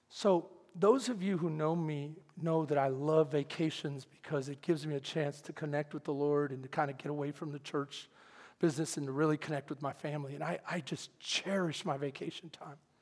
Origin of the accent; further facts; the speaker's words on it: Houston, Texas, United States; I'm from Houston